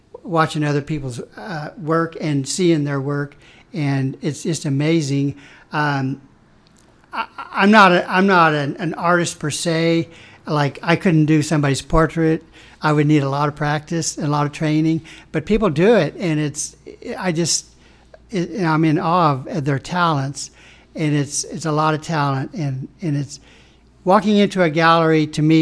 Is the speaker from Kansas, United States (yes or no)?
yes; Atwood, Kansas, United States; moved away as an adult; now in Topeka, United States; I'm from Atwood, a small community. My high school graduating class was 50.